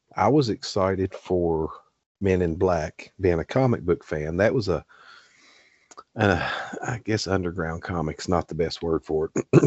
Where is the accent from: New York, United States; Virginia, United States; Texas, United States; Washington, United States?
Virginia, United States; Glade Spring; six miles down the road at exit twenty-nine is Glade Spring where I grew up